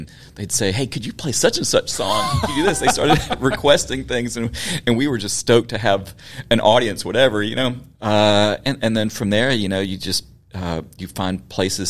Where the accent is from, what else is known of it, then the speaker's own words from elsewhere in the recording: Memphis, Tennessee, United States; Yes, born and raised. Grew up just around the corner from here in Midtown.